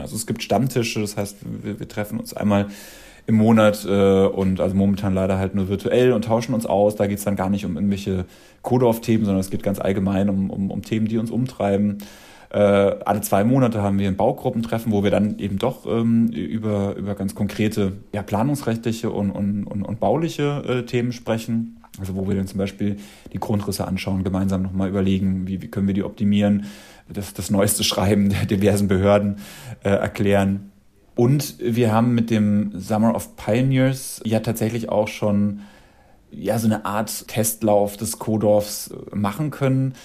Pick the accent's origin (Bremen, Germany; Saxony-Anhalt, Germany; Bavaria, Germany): Bavaria, Germany; Dachau; moved away; also born or lived in Munich; Ich komme ja aus, aus Dachau und ich habe in, in München gewohnt und bin 2003, nee, 2005 von dort weggezogen.